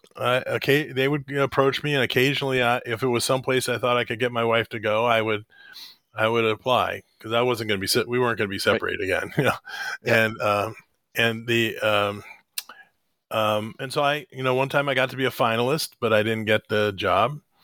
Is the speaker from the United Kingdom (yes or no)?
no; Columbus, Ohio, United States; also born or lived in Springfield, Ohio; now in Boston, United States; I grew up in the Columbus, Ohio area, but I was actually born in Springfield, Ohio